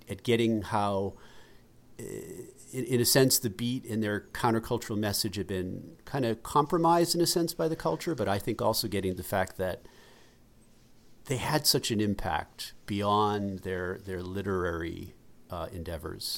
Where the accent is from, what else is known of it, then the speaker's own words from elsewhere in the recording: Massachusetts, United States; We grew up in Massachusetts